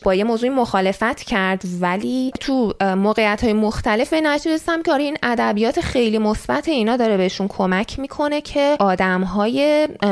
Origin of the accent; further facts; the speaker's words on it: Iran; moved away as an adult; now in Canada; برای ما که تو ایران بزرگ شدیم